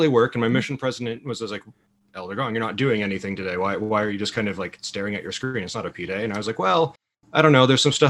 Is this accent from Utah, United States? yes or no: yes; Provo, Utah, United States; I grew up in Provo, Utah